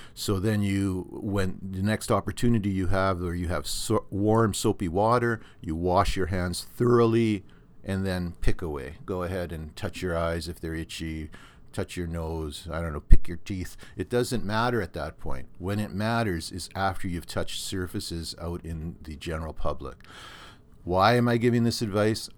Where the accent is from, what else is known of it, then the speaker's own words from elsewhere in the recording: Thunder Bay, Ontario, Canada; now in Norfolk County, Canada; my hometown of Thunder Bay up on, uh, the North Shore Lake Superior